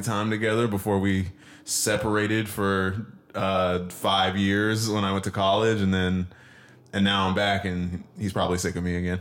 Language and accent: English; Washington, United States; moved away